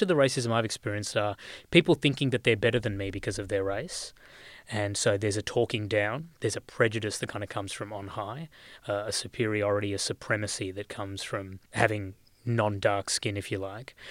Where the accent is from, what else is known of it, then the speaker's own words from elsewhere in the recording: Australia; growing up in this country